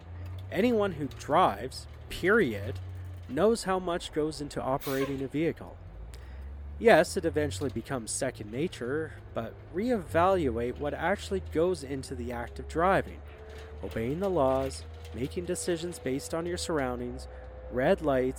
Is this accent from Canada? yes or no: yes; Canada; I'm Canadian